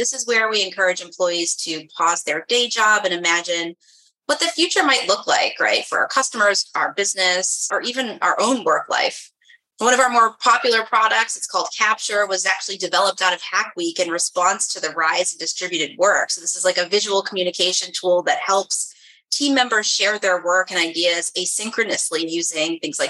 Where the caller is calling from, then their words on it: New York, United States; I'm joining you from New York.